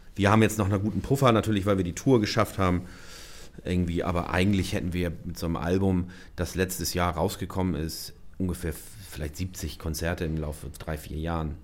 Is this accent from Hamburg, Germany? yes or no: yes; Hamburg, Germany; moved away as an adult; now in Schleswig-Holstein, Germany; Ich habe in einem Reihenhaus oder einem Vorhaut von Hamburg aufgewachsen